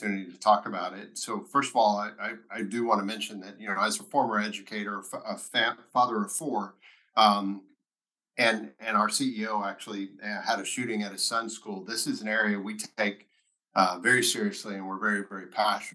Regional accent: Lubbock, Texas, United States; born and raised Texan, grew up in Lubbock, graduated from high school there

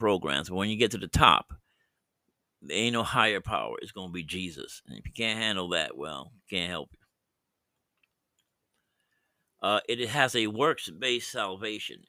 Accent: United States; I'm born in as an American citizen, so I'm here

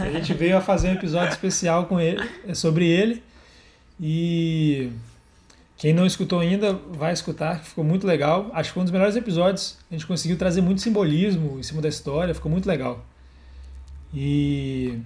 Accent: Brazil; also born or lived in Hawaii; a gente, como brasileiro

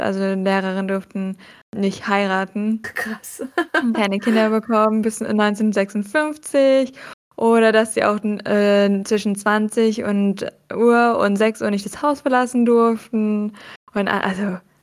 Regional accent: Germany; wir als Deutsche

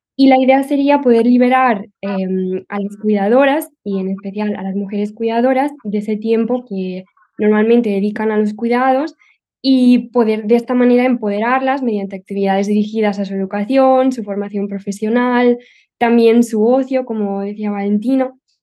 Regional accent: Barcelona, Catalonia, Spain; soy de Barcelona

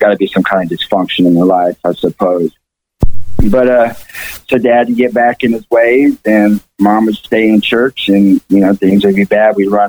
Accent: Fayetteville, Arkansas, United States; born there; All right, I was born in Fayetteville, Arkansas.

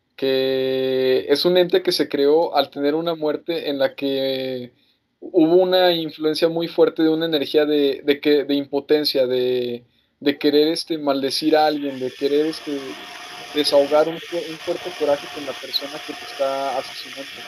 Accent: Mexico; como mexicanos

